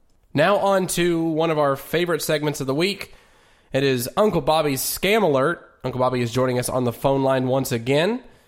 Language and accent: English; Cookeville, Tennessee, United States; my hometown of Cookeville, Tennessee.